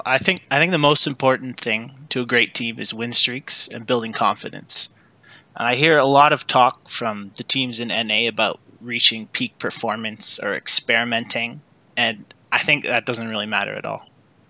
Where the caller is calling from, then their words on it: Edmonton, Alberta, Canada; Edmonton, Canada.